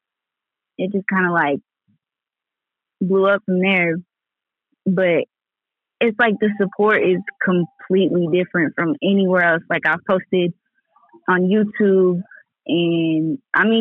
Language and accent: English; Lawton, Oklahoma, United States; I'm from Lawton, Oklahoma